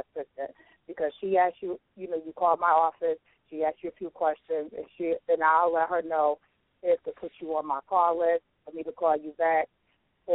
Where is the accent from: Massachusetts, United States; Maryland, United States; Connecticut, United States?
Connecticut, United States; I am from Connecticut. My business is based out of Connecticut